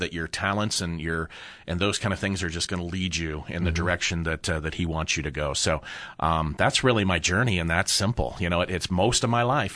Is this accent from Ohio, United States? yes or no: yes; Upper Arlington, Ohio, United States; I grew up in Upper Arlington